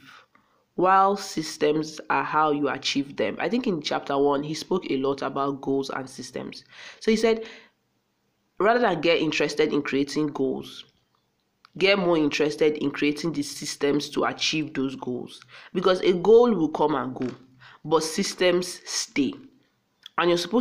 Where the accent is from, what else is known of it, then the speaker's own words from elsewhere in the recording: Akwa Ibom, Nigeria; I just sounded like a Yoruba person, and I'm from Akwa Ibom